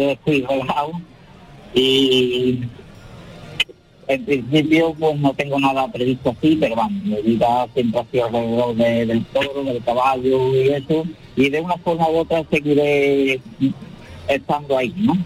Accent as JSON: {"language": "Spanish", "town": "Huelva", "region": "Andalusia", "country": "Spain", "said": "Huelva decidí que, era mi tierra"}